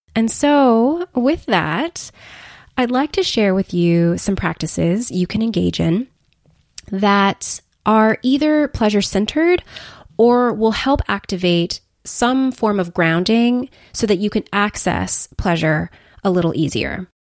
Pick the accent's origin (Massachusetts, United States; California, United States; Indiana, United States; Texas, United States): California, United States; Los Angeles; moved away as an adult; move cross-country back to L A, my hometown